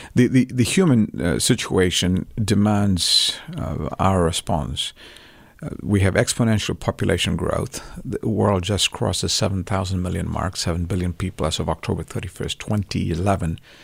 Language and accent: English; Chennai, Tamil Nadu, India; moved away; I grew up in Chennai